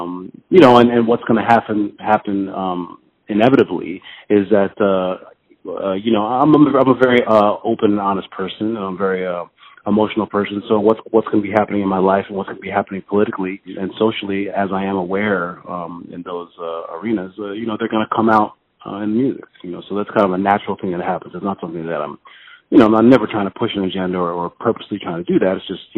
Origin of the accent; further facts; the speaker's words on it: New Haven, Connecticut, United States; also born or lived in London, United Kingdom; I mean, I was born in London, and I left there when I was about six, and I traveled with my mother, of course, and we traveled around a lot of places and finally settled in Connecticut when I was about 11.